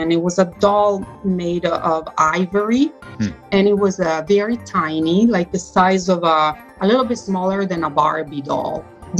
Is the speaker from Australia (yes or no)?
no; Milan, Lombardy, Italy; I was born in Italy